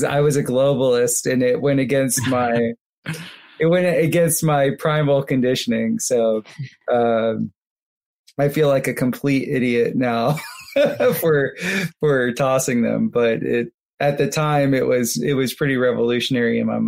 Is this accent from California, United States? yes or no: no; Fort Lauderdale, Florida, United States; I grew up going up to Vero. I'm from Fort Lauderdale.